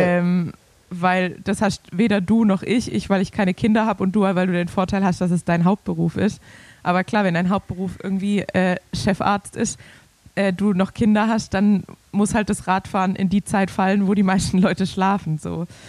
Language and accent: German; Swabia, Germany; als Schwabe